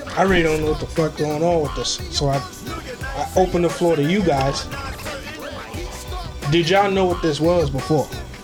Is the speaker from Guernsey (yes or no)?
no; Barbados; I'm from Barbados. Right. You probably get canceled by what I'm about to go.